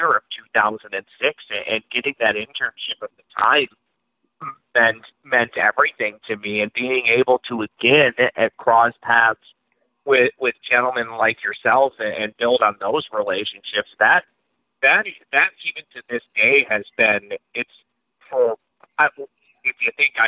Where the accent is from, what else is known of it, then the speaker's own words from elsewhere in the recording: Lakeville, Minnesota, United States; also born or lived in South Dakota; I grew up in Lakeville, Minnesota